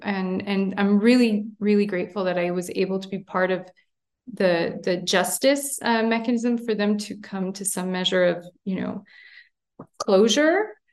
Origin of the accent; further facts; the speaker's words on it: Montreal, Quebec, Canada; moved away as an adult; now in Armenia; I'm born and raised in Montreal, Canada, uh, but I'm, uh, ethnic Armenian of origin